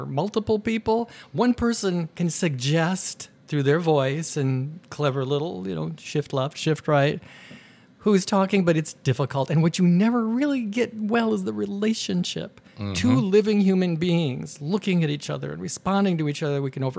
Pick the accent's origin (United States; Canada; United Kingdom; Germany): Germany; We're from Germany.